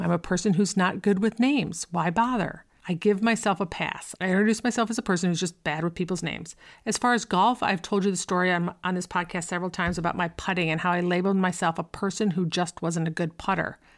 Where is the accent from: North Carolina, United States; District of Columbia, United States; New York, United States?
New York, United States; Buffalo; I grew up in Buffalo